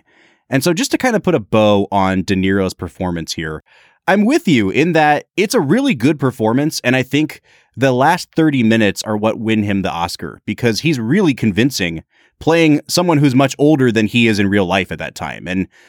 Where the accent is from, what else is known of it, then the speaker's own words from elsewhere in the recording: New York, United States; I want it to be about people that I know that I grew up with in New York.